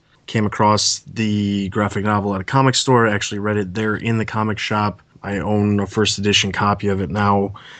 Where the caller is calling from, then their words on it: Chicago, Illinois, United States; Okay, so I am calling from the suburbs of Chicago, Illinois.